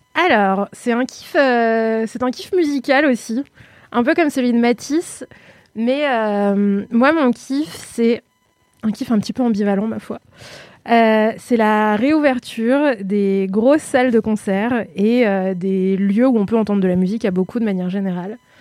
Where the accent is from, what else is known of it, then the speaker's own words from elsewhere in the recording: Lyon, Auvergne-Rhône-Alpes, France; je suis lyonnaise, on dit Ron